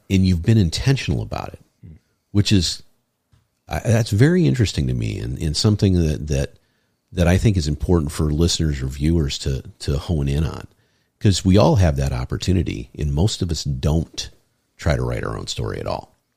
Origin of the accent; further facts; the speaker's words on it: Michigan, United States; moved away; I'm from Michigan, and you know I go back there.